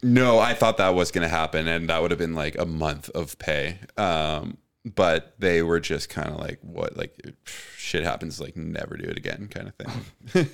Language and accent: English; Richmond, British Columbia, Canada; I grew up in Steveston in Richmond, which is like the southwestern tip of Richmond